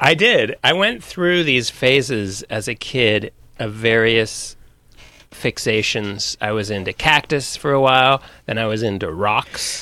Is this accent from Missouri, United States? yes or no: no; Sonoma, California, United States; I'm from Sonoma, from the wine country